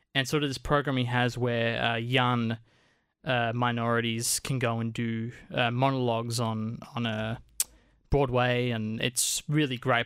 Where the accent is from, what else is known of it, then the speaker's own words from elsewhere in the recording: Australia; as Australian filmmakers